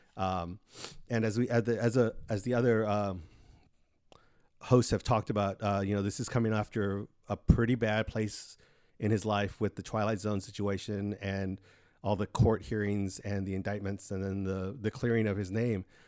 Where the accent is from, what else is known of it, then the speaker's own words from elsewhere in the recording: Pharr, Texas, United States; it's like a triangle of Mission, McAllen, Far, which is where I grew up in the Rio Grande Valley